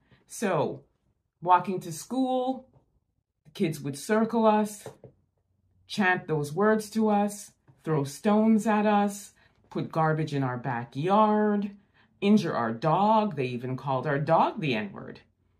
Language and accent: English; Montreal, Quebec, Canada; now in Niagara Falls, Canada; I grew up in Montreal, Quebec, and now I currently live in Niagara Falls, Ontario.